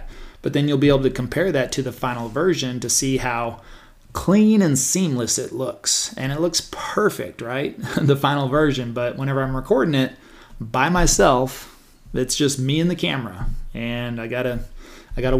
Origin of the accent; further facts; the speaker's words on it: Stephenville, Texas, United States; also born or lived in Dallas, Texas; growing up in Stephenville